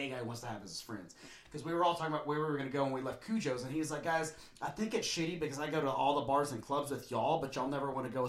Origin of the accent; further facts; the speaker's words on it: Lubbock, Texas, United States; I'm from Lubbock, but it's ish.